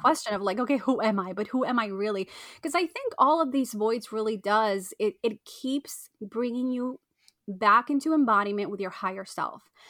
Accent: Argentina; I was born in Argentina

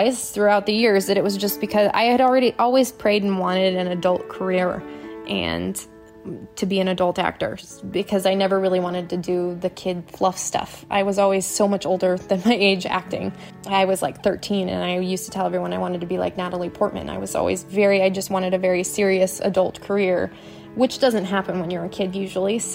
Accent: Michigan, United States; moved away; also born or lived in Arizona; I am originally from Michigan

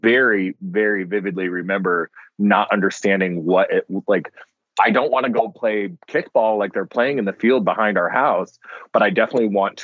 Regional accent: Omaha, Nebraska, United States; now in Nashville, United States; I'm originally from Omaha, Nebraska

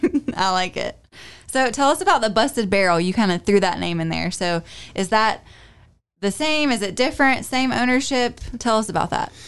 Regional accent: Louisville, North Carolina, United States; also born or lived in Winston-Salem, North Carolina; I wasn't born in Louisville, I was born in Winston-Salem, but I lived in Louisville for several years in my childhood

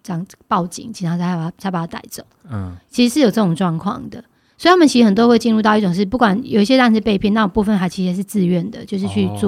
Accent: Taiwan; 我们可以去，我们台湾人会去的这些地方，也没几乎没有他们会唱的歌。

